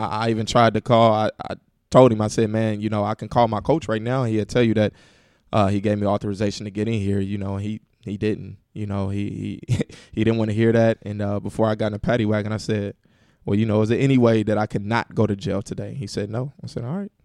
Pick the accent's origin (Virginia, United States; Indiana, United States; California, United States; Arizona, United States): Indiana, United States; Indianapolis; hometown, Indianapolis, man, born and raised, Uh, grew up on the west side of Indianapolis, went to Ben Davis High School